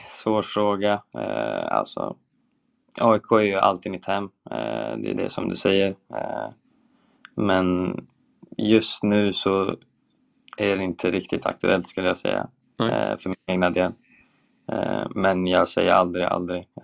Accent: Sweden; vi är ju svenskar liksom, vi, eh, vi har en bra kommunikation i försvarsspelet

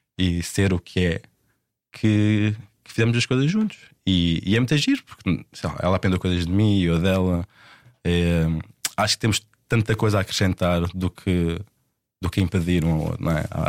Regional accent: Portugal; moved away as an adult; also born or lived in London; como eu sou português e as nossas famílias estão tão enraizadas em Portugal

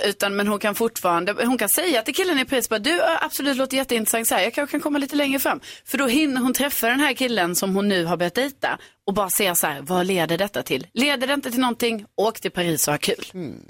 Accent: Lund, Skåne, Sweden; i Lund, min hemstad

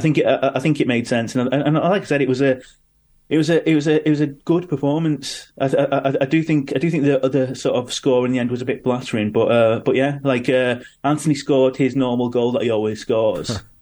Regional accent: Manchester, North West England, United Kingdom; born or raised there

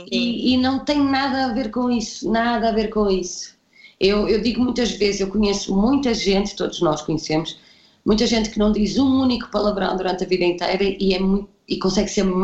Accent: Barcelos, Braga, Portugal; also born or lived in Porto; now in Lisbon, Portugal; eu, tinha vivido no Porto, mas eu sou de Barcelos, não é? E ir de Barcelos para o Porto já há uma diferença grande.

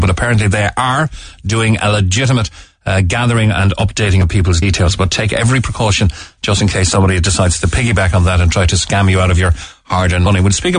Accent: Cork, Munster, Ireland; and we're all from Cork.

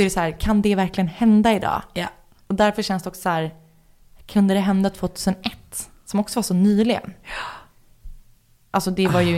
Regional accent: Stockholm, Stockholm County, Sweden; jag är från Stockholm

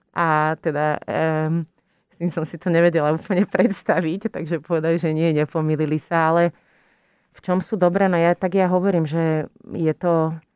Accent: Slovakia; moved away as an adult; also born or lived in Utrecht, Netherlands / London, United Kingdom / Costa Rica / United States; som teda odišla zo Slovenska

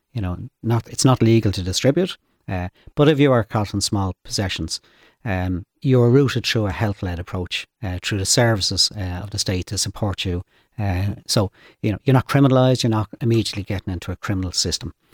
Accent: Dublin, Leinster, Ireland; I grew up in Finglas, uh, North Dublin, Finglas West

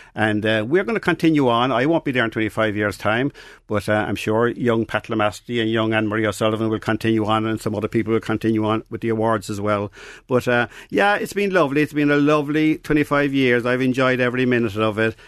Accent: Mallow, Munster, Ireland; I grew up in Narcock in Mallow

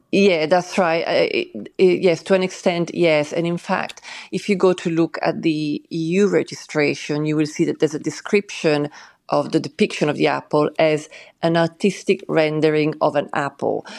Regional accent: Switzerland; moved away; I grew up in Switzerland

